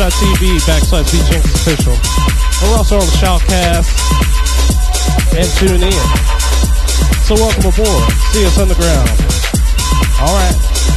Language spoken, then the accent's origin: English; Midwest, United States; now in South Korea; I'm from the Midwest, you know. That's the kind of sound I'm accustomed to.